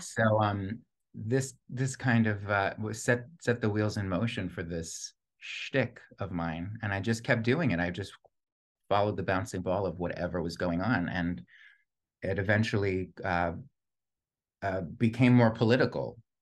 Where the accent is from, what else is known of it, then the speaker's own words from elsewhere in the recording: Plantation, Florida, United States; also born or lived in Long Island, New York; I spent the bulk of my childhood in, in, in plantation Florida